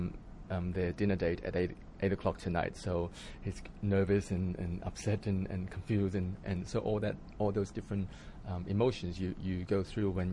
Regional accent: Hong Kong; moved away; also born or lived in Australia; I was born in Hong Kong. I was born in a suburb called Ngau Tau Kok in the Kowloon side. It's a housing project. So 7 of us in the family, we all lived in this 200 square feet flat in Hong Kong growing up

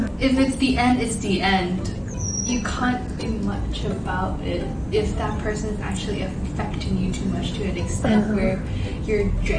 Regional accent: Hong Kong; upbringing of growing up in Hong Kong.

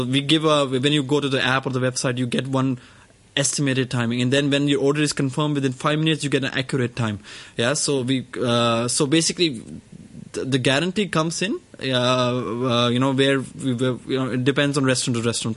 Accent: New Delhi, Delhi, India; I was born in New Delhi

